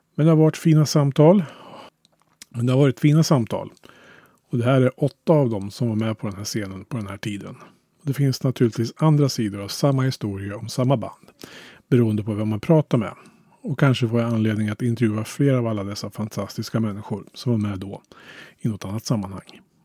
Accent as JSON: {"language": "Swedish", "town": "Hallstahammar", "region": "Västmanland", "country": "Sweden", "tie": "born or raised there", "said": "hemma i Hallstahammar."}